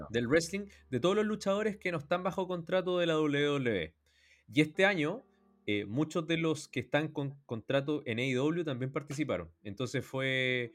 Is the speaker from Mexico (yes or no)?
no; Chile; le conté que venía de Chile